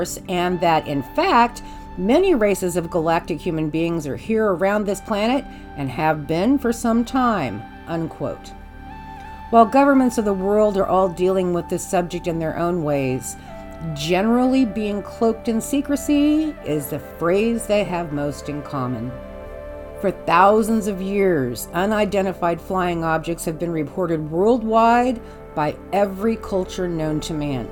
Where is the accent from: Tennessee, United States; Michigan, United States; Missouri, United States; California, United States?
Missouri, United States; Kansas City; my hometown of Kansas City, Missouri